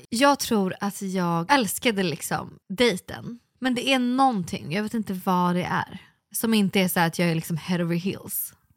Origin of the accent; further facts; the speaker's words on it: Sweden; vi är svenskar